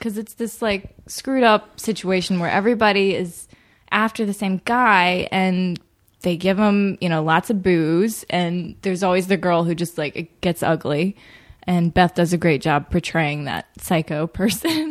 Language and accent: English; Birmingham, Alabama, United States; grew up in Birmingham, Alabama